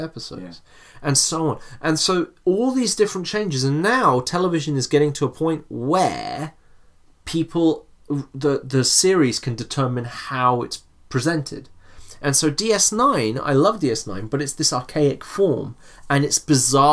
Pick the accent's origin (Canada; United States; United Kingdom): United Kingdom; England; we grew up in England